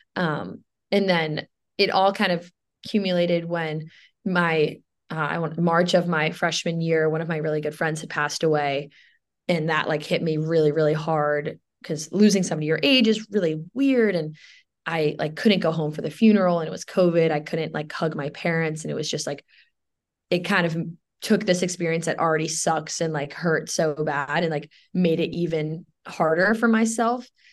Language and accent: English; New York City, New York, United States; moved away as an adult; also born or lived in Williamsburg, Virginia; now in New Jersey, United States; growing up in New York is really interesting